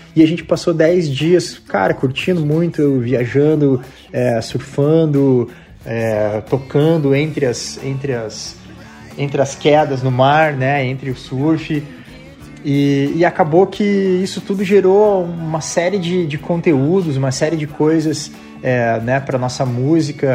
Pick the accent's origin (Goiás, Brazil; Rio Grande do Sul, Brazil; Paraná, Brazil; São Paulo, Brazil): Paraná, Brazil; Curitiba; moved away as an adult; also born or lived in California